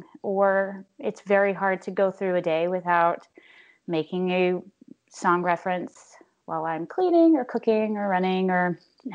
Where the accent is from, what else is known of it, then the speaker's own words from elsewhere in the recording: Texas, United States; now in New York, United States; I'm originally from Texas, but New Yorker now for 15 years